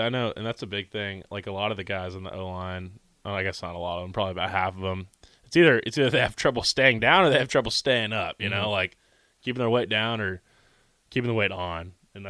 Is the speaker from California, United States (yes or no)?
no; Texas, United States; moved away as an adult; now in Nebraska, United States; I come from Texas.